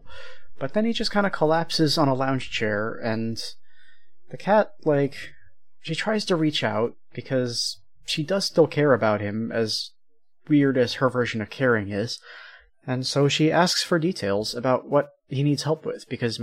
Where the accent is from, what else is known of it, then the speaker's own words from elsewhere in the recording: United States; I'm American